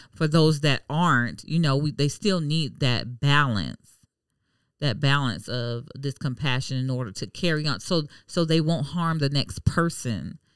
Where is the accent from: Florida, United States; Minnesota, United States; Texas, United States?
Florida, United States; Miami; now in Jacksonville, United States; I'm from Miami, so it's a melting pot.